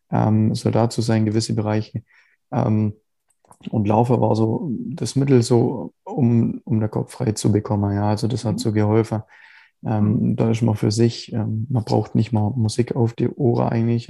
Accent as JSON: {"language": "German", "town": "Biberach", "region": "Baden-Württemberg", "country": "Germany", "tie": "born or raised there", "said": "Ja, ich äh, komme aus Biberach, also unterhalb von Ulm. Mhm. Ähm, wohne, also der Großteil meiner Zeit eigentlich schon immer hier"}